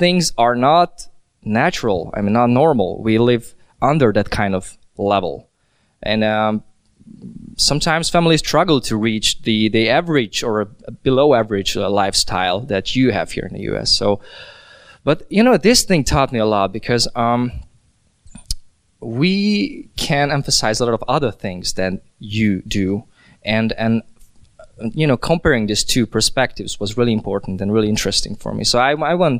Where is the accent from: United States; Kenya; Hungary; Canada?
Hungary; moved away as an adult; also born or lived in Vienna, Austria; I'm from Hungary, but I lived in Vienna, in Austria, in a couple past years.